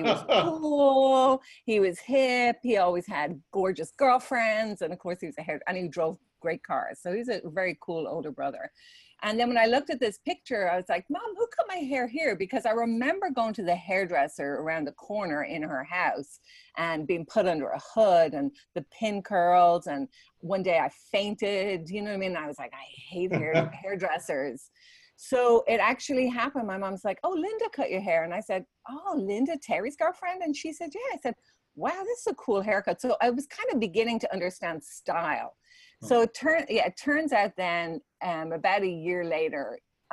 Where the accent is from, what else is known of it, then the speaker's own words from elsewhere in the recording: Dublin, Leinster, Ireland; moved away as an adult; now in United States; I'm originally from Ireland. I was born in Dublin.